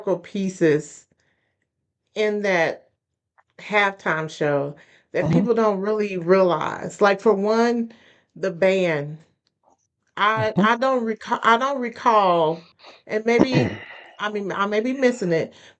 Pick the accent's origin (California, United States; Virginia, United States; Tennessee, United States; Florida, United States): Tennessee, United States; Memphis; when I was growing up, you know, I'm from Memphis